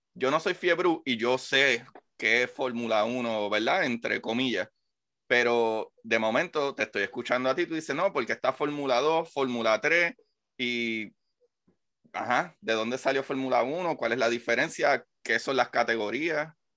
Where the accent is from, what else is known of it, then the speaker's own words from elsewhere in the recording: Puerto Rico; como puertorriqueño